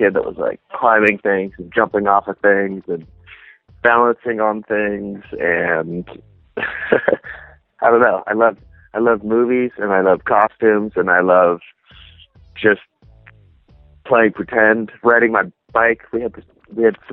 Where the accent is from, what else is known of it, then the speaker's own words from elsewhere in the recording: Garden Grove, California, United States; also born or lived in Fountain Valley, California; I grew up in an area called Garden Grove, and after that I moved to an area called Fountain Valley